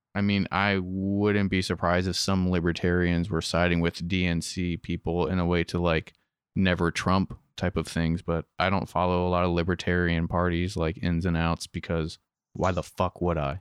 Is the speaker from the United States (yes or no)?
yes; Western Maryland, United States; born and raised in Western Maryland